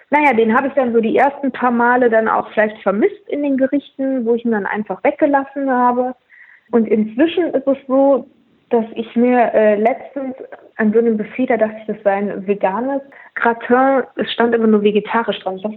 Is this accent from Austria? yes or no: yes; Austria; als Österreicherin liebe ich natürlich Pfifferlinge